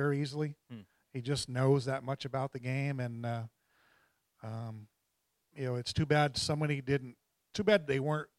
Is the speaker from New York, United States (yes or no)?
yes; New York, United States; I'm from New York